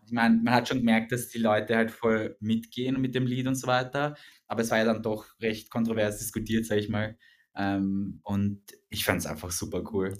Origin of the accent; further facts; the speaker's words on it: Vienna, Austria; wir sind ja beide aus Wien